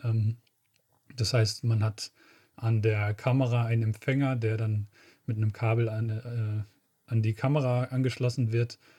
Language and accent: German; Schleswig-Holstein, Germany; meine Heimat, die Schlei